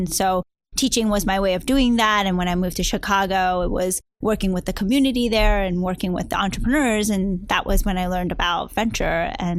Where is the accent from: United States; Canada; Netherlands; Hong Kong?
Hong Kong; even though I was from Hong Kong myself, China has grown so much and it's become so different